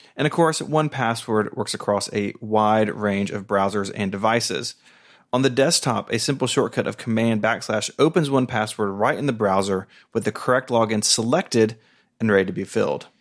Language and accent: English; Tennessee, United States; I'm from Tennessee.